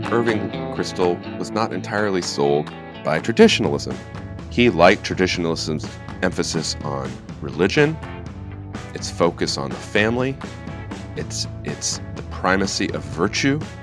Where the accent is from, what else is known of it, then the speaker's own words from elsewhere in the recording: Northern Virginia, United States; I, I grew up in Northern Virginia, outside of Washington, D C